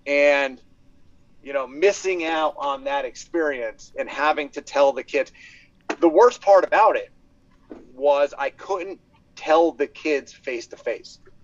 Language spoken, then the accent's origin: English; Mount Olive, United States; I grew up in Mount Olive